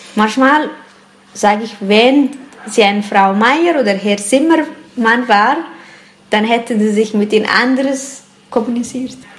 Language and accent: German; Eritrea; now in Switzerland